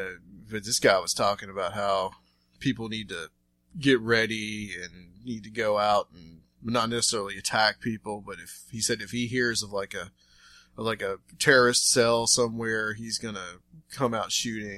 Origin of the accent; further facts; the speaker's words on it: Chattanooga, Tennessee, United States; my hometown of Chattanooga.